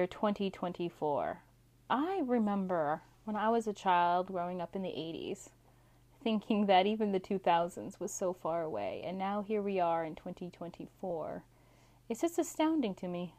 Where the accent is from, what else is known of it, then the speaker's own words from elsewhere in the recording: Alaska, United States; my home state of Alaska